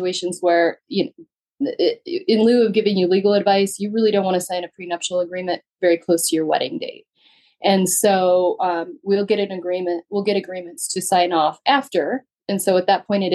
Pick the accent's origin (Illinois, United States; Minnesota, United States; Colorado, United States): Colorado, United States; Western Slope; also born or lived in Douglas and Arapahoe County, Colorado; I grew up on the Western Slope.